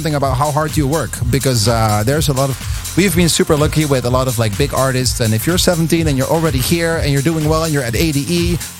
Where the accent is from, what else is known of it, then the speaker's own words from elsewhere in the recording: Netherlands; I'm from the Netherlands.